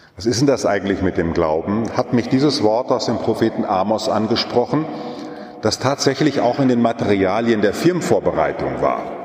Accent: Münsterland, North Rhine-Westphalia, Germany; weil ich noch in einer katholischen Kirche groß geworden bin, so gerade noch damals bei uns im Münsterland

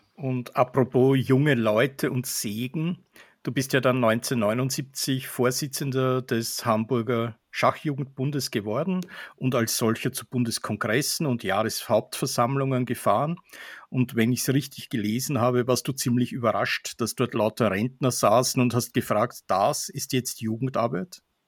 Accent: Austria; Für mich als Österreicher

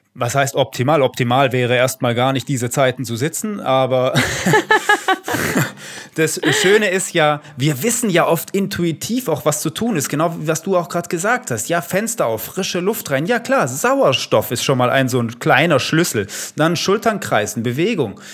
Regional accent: Italy; Ich bin Italiener. Damit bin ich aufgewachsen

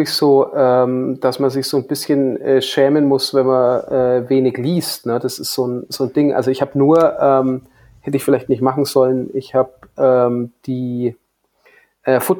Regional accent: Hof, Bavaria, Germany; sind hier in meiner Heimat in Hof die Hofer Filmtage.

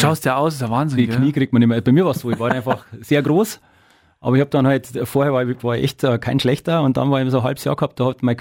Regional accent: Petting, Bavaria, Germany; Nein, überhaupt nicht. Ich komme ja aus Petting

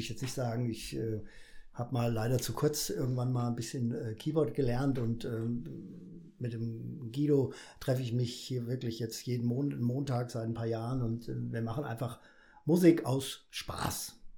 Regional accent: Fulda, Hesse, Germany; geboren in der Florengasse, wie sich das gehört, Bäckerer Vogel. Äh, groß geworden auf der Gasse

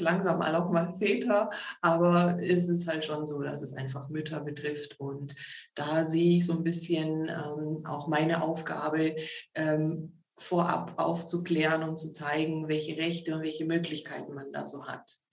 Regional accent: Stuttgart, Baden-Württemberg, Germany; also born or lived in Tübingen; Geboren, aufgewachsen bin ich so im Süden Deutschlands, im Raum, Großraum Stuttgart

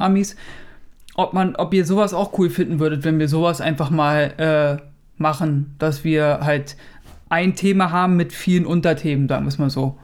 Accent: Germany; hier bei uns in Deutschland

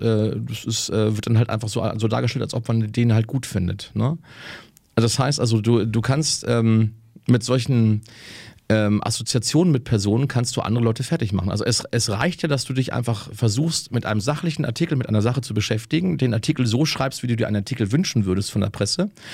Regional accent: Germany; als Deutscher

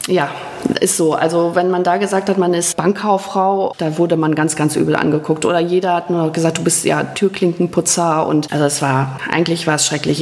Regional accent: Rheine, North Rhine-Westphalia, Germany; also born or lived in Münsterland; das ist meine Geburtsstadt

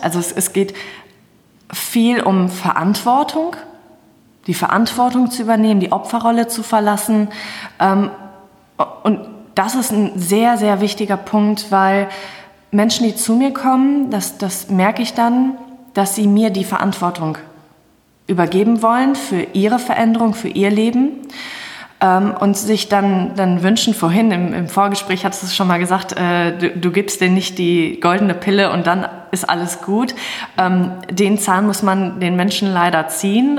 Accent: Hagen, North Rhine-Westphalia, Germany; ich komme aus Hagen

